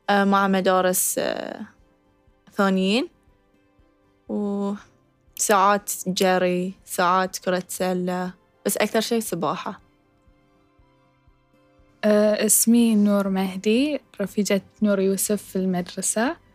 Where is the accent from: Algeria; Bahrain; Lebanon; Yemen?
Bahrain; أكون إن هاي شرف لي أكون حاملة علم ديرتي البحرين في أكبر محفل رياضي على الإطلاق